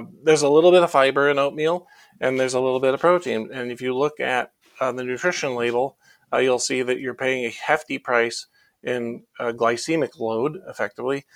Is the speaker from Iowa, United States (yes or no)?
yes; Iowa, United States; I grew up in Iowa